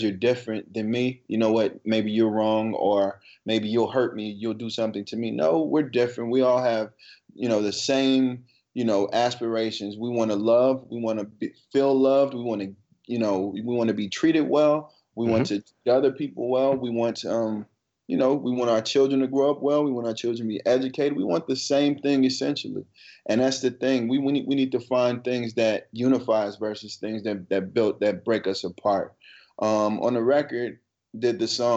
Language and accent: English; Ferguson, Missouri, United States; now in New York City, United States; growing up in Ferguson, you know, not necessarily growing up in Ferguson, coming from Ferguson